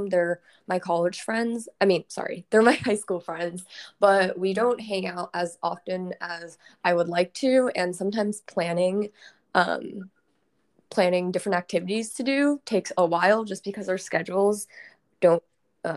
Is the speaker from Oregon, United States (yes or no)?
yes; Portland, Oregon, United States; moved away as an adult; also born or lived in Tacoma, Washington; now in Seattle, United States; I'm actually from Portland, Oregon, and I grew up there